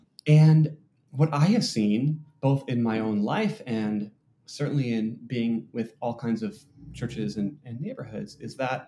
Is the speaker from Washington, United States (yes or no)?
yes; Seattle, Washington, United States; which, I'm from Seattle, everyone's heard of Amazon.com